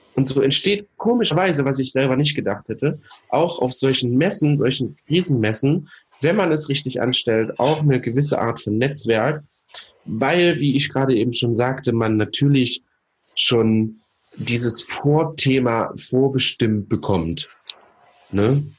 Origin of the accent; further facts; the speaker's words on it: Thuringia, Germany; Thüringen kennt, äh, meine Heimat, Geburtort übrigens, äh, hm. mein Geburtsland, Bundesland sozusagen